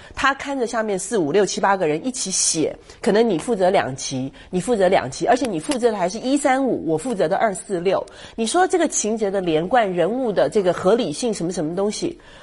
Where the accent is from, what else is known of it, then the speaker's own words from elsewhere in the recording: Taiwan; 我们台湾人叫西，西，呃，西瓜靠